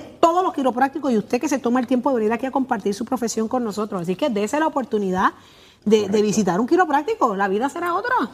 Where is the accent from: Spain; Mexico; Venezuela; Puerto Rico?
Puerto Rico; somos los puertorriqueños